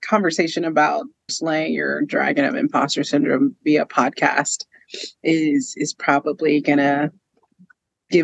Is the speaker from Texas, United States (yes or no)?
yes; Houston, Texas, United States; I grew up in Houston, Texas, born and raised